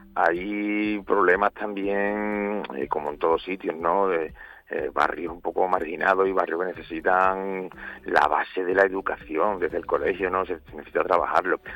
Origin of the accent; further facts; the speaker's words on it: Badajoz, Extremadura, Spain; moved away; also born or lived in San Fernando, Cádiz; yo me criaba allí, pero bueno, yo digo que Badajoz es mi tierra